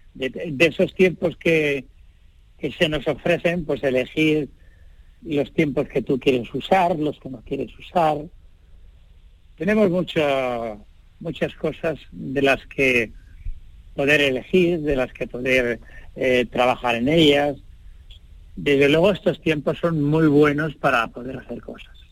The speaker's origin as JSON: {"language": "Spanish", "town": "Linares", "region": "Andalusia", "country": "Spain", "tie": "born or raised there", "moved": "yes", "said": "Yo soy andaluz, nací andaluz"}